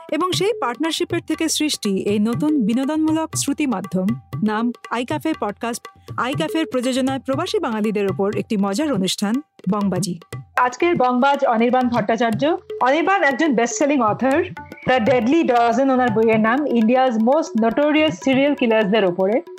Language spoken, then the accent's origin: Bangla; Kolkata, West Bengal, India; now in Mumbai, India; আমার বাড়ি কলকাতায় আমার মা এখনো কলকাতায়